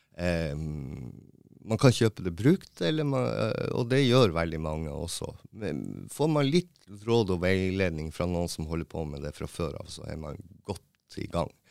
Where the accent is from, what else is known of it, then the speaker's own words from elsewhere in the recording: Tromsø, Troms, Norway; moved away as an adult; also born or lived in Mo i Rana; Jeg er jo opprinnelig fra Tromsø, og så flytta jeg til Mo, for jeg fikk jobb på teatret